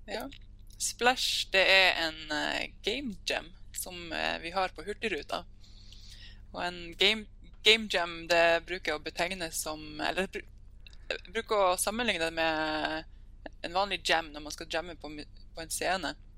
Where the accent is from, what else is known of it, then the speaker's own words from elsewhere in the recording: Sørreisa, Troms, Norway; moved away as an adult; also born or lived in Hamar; now in Tromsø, Norway; jeg kommer fra Sørreisa, som er en, oh, eh, lita bygd eh, ca. To, to timers kjøretur unna Tromsø